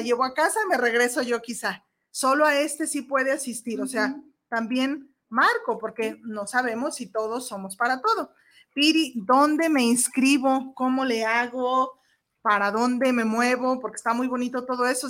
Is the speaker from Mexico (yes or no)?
yes; Mexico; soy mexicana